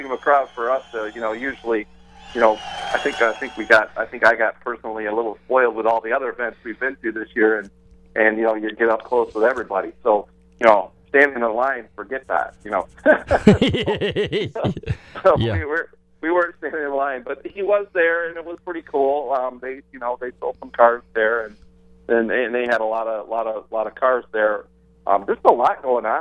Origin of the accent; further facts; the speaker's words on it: Detroit, Michigan, United States; now in Florida, United States; I'm being from Detroit